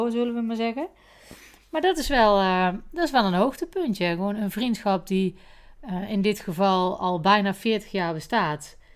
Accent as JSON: {"language": "Dutch", "town": "Geffen", "region": "North Brabant", "country": "Netherlands", "tie": "born or raised there", "said": "Maar Linda en ik zijn naast elkaar geboren. Wij zijn geboren in de Dr. Poelstraat in Geffen. En daar wonen wij naast elkaar."}